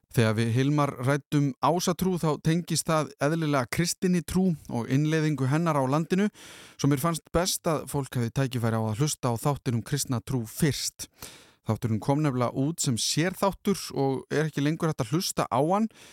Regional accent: Iceland; við Íslendingar

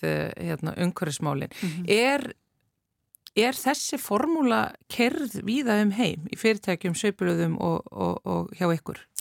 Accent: Southern Region, Iceland; accent: southern Icelandic (sunnlenskur framburður); Ég er vist með sunnlenskan framburð sem er vist sá sem meiri hluti þjóðverðin hefur.

